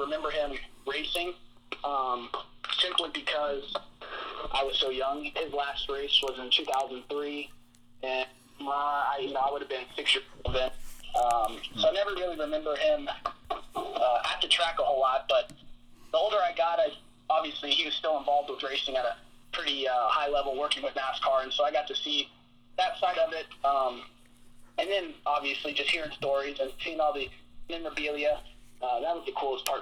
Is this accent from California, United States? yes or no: no; Sherrills Ford, North Carolina, United States; I grew up in Sherrillsford, North Carolina, which is about, I'd say, an hour northwest of Charlotte